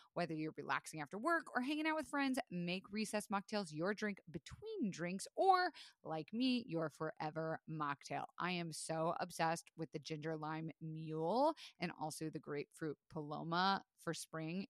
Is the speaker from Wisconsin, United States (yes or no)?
no; Florida, United States; I was raised in Florida